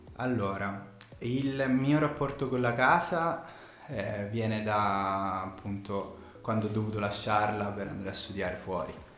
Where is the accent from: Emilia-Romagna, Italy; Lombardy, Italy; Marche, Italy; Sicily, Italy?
Sicily, Italy; accent: Sicilian; moved away as an adult; now in Milan, Italy; però io sono siciliano, si sente dall'accento